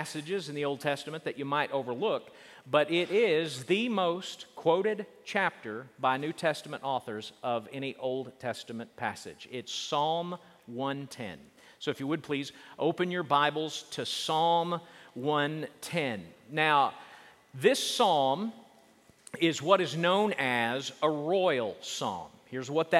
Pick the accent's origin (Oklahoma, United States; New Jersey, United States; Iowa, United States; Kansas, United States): Oklahoma, United States; I grew up in Oklahoma